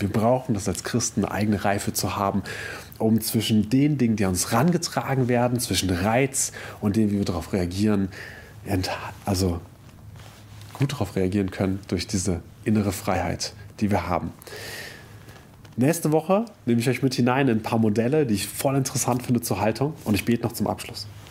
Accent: Germany; wir als Deutsche

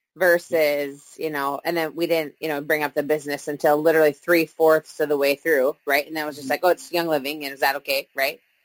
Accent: Minnesota, United States; We've lived here our whole lives

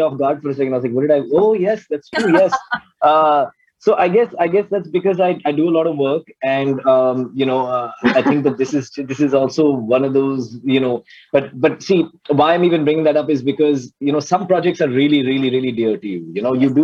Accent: United States; moved away; I grew up in America

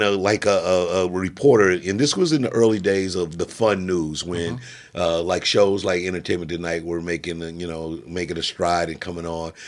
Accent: Jefferson City, Missouri, United States; I was born in Jefferson City, Missouri

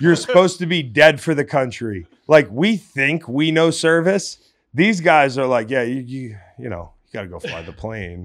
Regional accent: Virginia, United States; I'm from Virginia

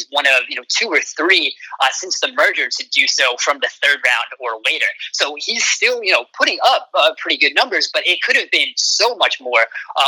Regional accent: New York area, United States; I'm from the New York area

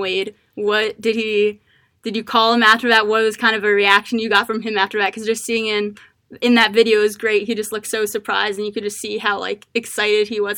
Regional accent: Maryland, United States; I'm from Maryland.

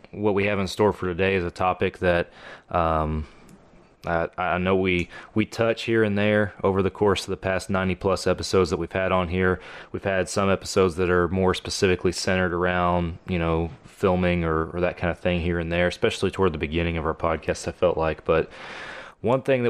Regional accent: Texas, United States; I am from Texas

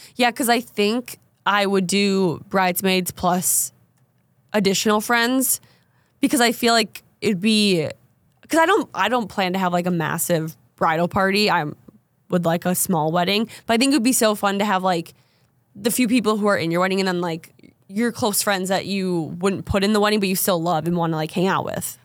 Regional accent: Minnesota, United States; moved away; also born or lived in North Dakota; I'm from Minnesota

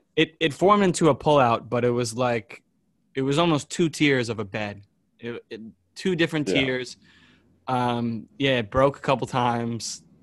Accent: New York, United States; moved away as an adult; my hometown in New York

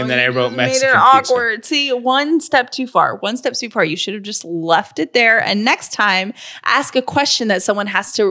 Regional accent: Canada; I'm from Canada.

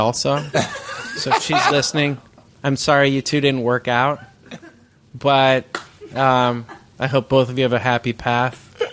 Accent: Bay Area, California, United States; I grew up in the Bay Area

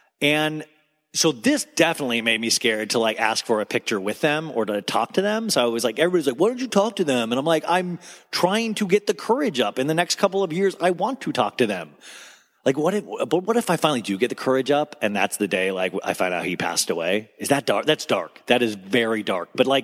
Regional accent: Kansas, United States; moved away; also born or lived in Arizona; I grew up in Kansas, but then we moved to Arizona.

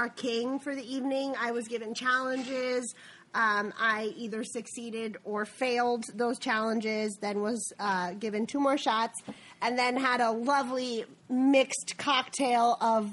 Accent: Texas, United States; I'm obviously from Texas

